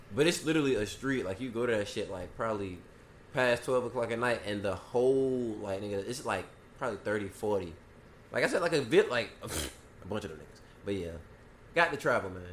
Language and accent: English; Garden City, Georgia, United States; where we from, from Garden City